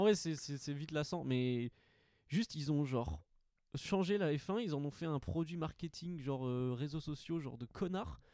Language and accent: French; Montpellier, Occitania, France; je suis de Montpellier